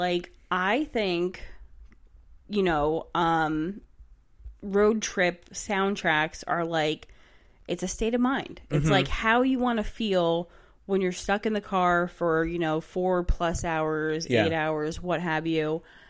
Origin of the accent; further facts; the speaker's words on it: Manahawkin, New Jersey, United States; Well, I came from Manahawkin, which is right by the shore. So it kind of always smells like that.